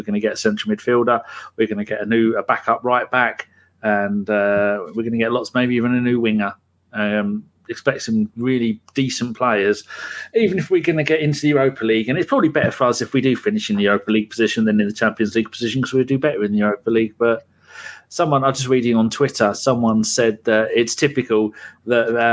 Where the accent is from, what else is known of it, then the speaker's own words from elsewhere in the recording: England, United Kingdom; we're English